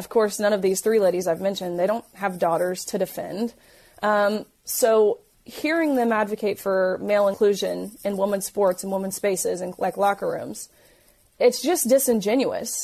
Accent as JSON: {"language": "English", "region": "Tennessee", "country": "United States", "said": "I'm from Tennessee, so I knew, you know, what I'm used to at home, the people in my community."}